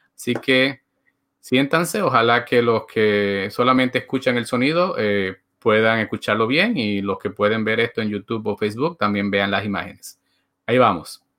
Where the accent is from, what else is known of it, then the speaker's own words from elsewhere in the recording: Dominican Republic; moved away; also born or lived in Puerto Rico / New York; como dominicano, viví en República Dominicana